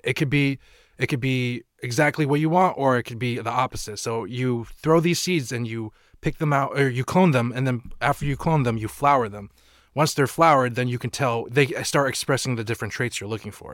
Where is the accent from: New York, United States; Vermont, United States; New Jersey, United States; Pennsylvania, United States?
Vermont, United States; Burlington; also born or lived in Maine / Taiwan / Brattleboro, Vermont / California; I lived in Burlington for most of my life, but I, you know, I moved to California, South Dakota, Taiwan, few different places, but, like, majority of my life I've been in Vermont